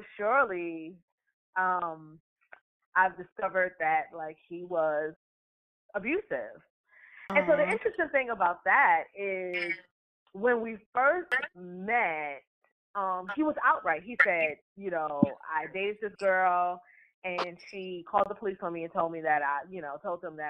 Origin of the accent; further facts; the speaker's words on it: New York City, New York, United States; moved away as an adult; now in Charlotte, United States; I am originally from Harlem. I grew up in Harlem in the 80s and 90s